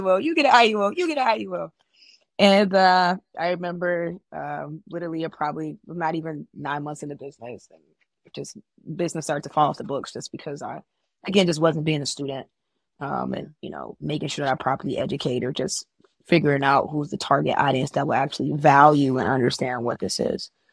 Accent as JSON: {"language": "English", "town": "Chicago", "region": "Illinois", "country": "United States", "said": "I'm from Chicago. I'm still in Chicago"}